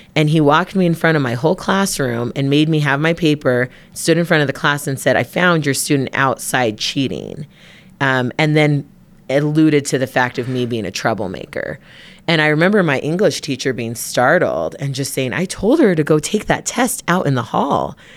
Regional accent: Provo, Utah, United States; we're from Utah. We grew up in Provo.

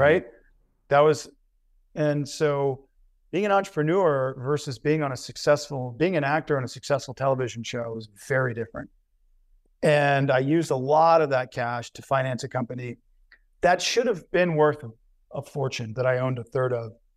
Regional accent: Covington, Louisiana, United States; moved away; I was born in Covington, Louisiana

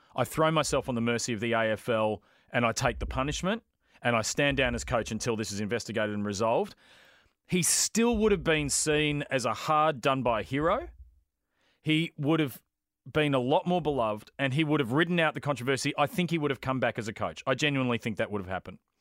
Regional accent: Brighton, Victoria, Australia; I grew up in Brighton

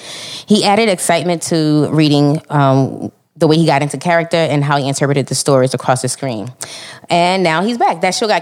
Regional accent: New York, United States; because my thing is, I'm from New York.

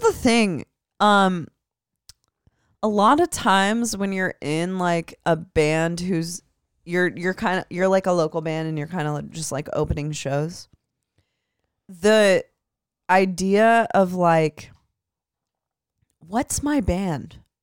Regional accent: Midwest, United States; I'm from the Midwest

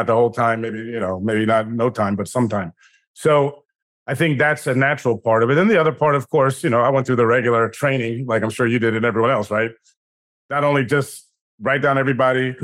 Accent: Washington, District of Columbia, United States; I grew up in Washington, D.C.

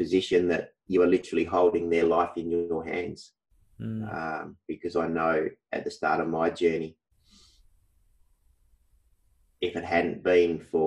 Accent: Wheatbelt region, Western Australia, Australia; now in Perth, Australia; I was born in Perth, WA. From a young age, we moved to the Wheat Belt country region, and I currently live in Perth

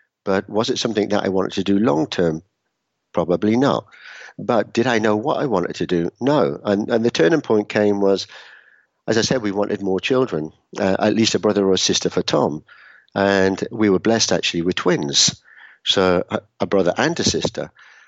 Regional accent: Edinburgh, Scotland, United Kingdom; also born or lived in Newcastle / Brighton / London / Utrecht; now in Bern, Switzerland; I'm formerly from Edinburgh in Scotland, although maybe I don't sound that anymore. Grew up there, moved to the UK, lived in a number of places in the UK, Newcastle, Brighton, London. Lived for 5 years in the Netherlands, in Utrecht, Amsterdam

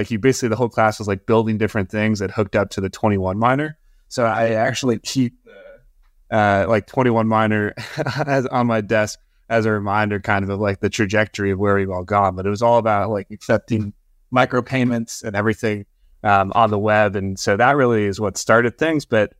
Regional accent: Wisconsin, United States; So, I actually grew up far away from all this stuff. I grew up in Wisconsin. You know, I didn't grow up on a farm per se, but I certainly didn't grow up in the big city.

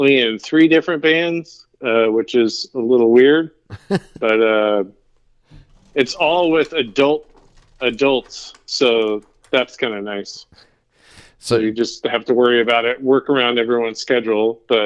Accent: Oregon, United States; I'm from Oregon. Small suburb here

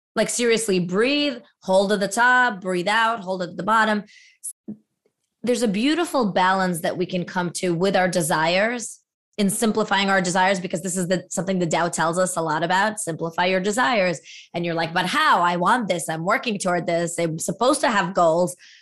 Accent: Latvia; moved away; as a former Soviet refugee, my father being from Ukraine, I was born in Latvia

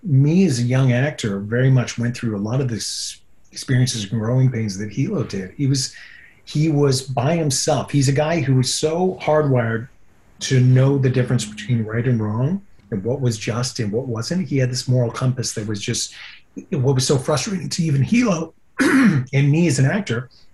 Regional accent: Yukon, Canada; also born or lived in California; now in Vancouver, Canada; I'll always be a Yukon boy at heart, and I go back every year

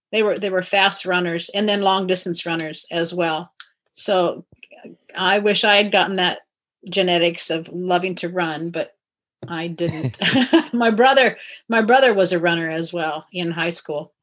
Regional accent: Kirkland, Washington, United States; also born or lived in Iowa; I grew up in Kirkland until college, and then after that moved around different places, but always in Washington.

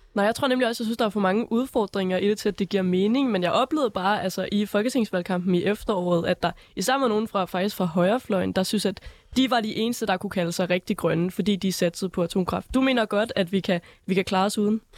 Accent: North Jutland, North Denmark Region, Denmark; Jeg er jo fra Nordjylland

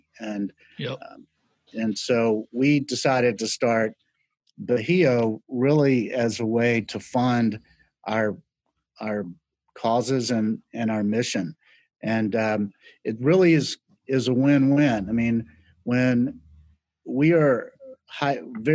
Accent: Charlotte, North Carolina, United States; moved away as an adult; also born or lived in Laurinburg, North Carolina / New York; I grew up in Charlotte, North Carolina

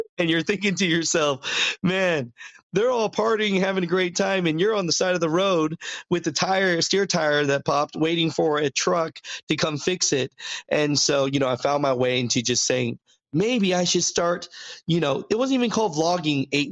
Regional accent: Hayward, California, United States; I was born in Hayward, California myself

